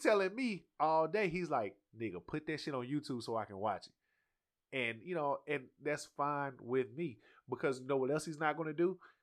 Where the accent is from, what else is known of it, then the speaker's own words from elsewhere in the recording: the South, United States; I'm from the South, bro. We started driving at fourteen around here